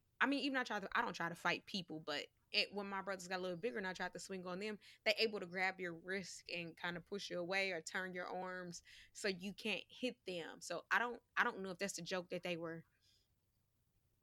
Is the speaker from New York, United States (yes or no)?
yes; New York, United States; accent: New York; my New York accent